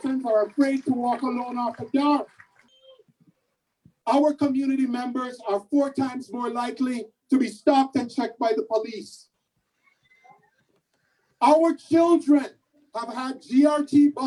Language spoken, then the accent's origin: English; Canada; we are Canadians